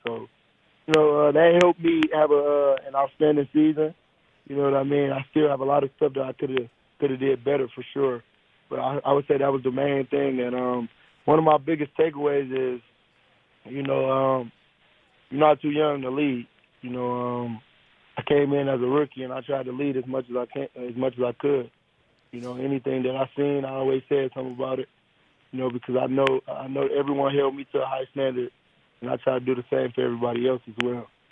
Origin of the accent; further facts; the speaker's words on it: Detroit, Michigan, United States; I'm from Detroit.